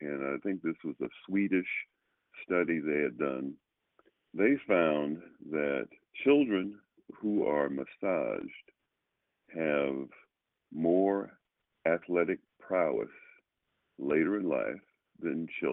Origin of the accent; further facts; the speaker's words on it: Oakland, California, United States; also born or lived in Los Angeles, California / Sacramento, California; I grew up in Oakland.